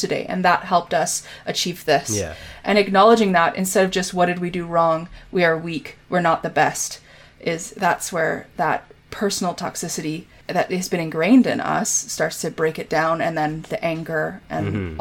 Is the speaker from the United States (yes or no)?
no; Canada; I'm Canadian